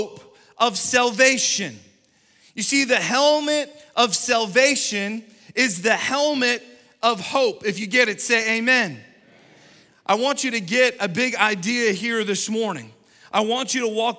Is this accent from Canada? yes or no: yes; Canada; moved away; Growing up in Canada